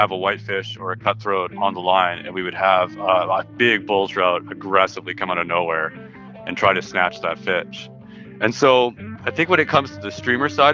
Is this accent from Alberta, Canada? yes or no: no; Robson, British Columbia, Canada; I grew up in Robson, right in the Columbia River